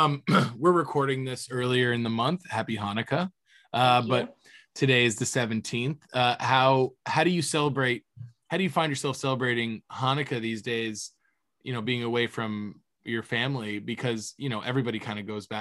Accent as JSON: {"language": "English", "town": "Cape Coral", "region": "Florida", "country": "United States", "tie": "born or raised there", "said": "growing up in Florida and Cape Coral where I was"}